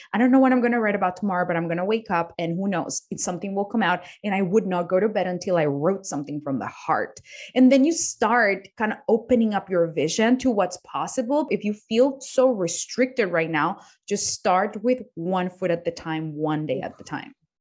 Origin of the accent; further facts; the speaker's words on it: Colombia; English is a second language; moved away; I was born in Colombia. I didn't even know how to speak English when I, when I was a child. I taught myself how to speak English